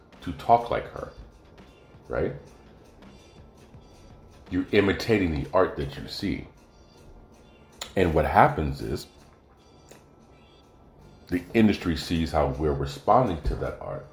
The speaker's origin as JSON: {"language": "English", "region": "California", "country": "United States", "also_born_or_lived": "Oregon", "moved": "as an adult", "said": "as a Californian"}